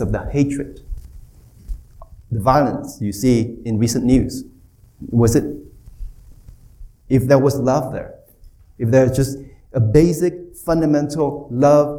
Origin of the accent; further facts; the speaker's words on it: Bay Area, California, United States; I'm from California. Bay Area